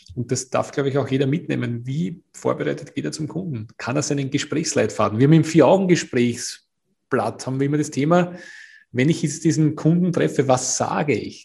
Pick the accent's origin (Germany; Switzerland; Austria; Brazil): Austria; bei uns in Österreich